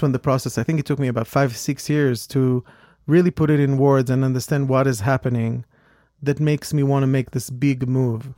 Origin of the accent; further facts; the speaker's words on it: Israel; moved away as an adult; also born or lived in New York; I came from Israel. I came from a small, rather small town compared to New York.